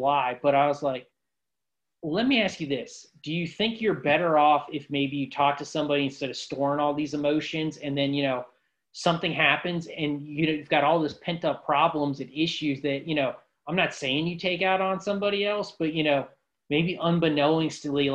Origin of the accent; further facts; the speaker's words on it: Ashtabula, Ohio, United States; moved away; my hometown in Ashtabula, Ohio